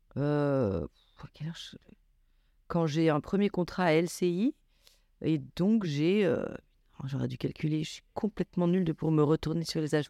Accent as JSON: {"language": "French", "town": "Grenoble", "region": "Auvergne-Rhône-Alpes", "country": "France", "tie": "born or raised there", "also_born_or_lived": "Paris", "moved": "as an adult", "said": "je viens de la banlieue de Grenoble, où j'ai grandi"}